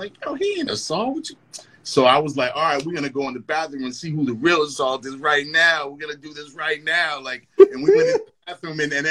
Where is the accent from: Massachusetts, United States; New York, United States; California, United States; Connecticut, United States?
Massachusetts, United States; Lynn; I grew up in the Highlands and I would walk down the hill and then come down, you know, Union Street